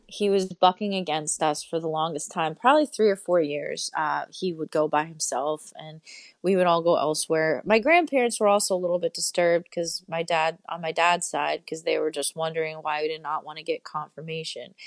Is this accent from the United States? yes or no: yes; Poughkeepsie, New York, United States; I grew up in Poughkeepsie, New York, um, which is about two hours north of New York City